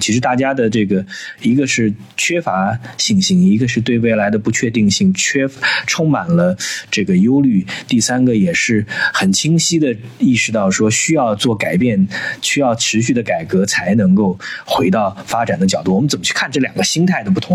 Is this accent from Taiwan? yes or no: no; China; 我们中国人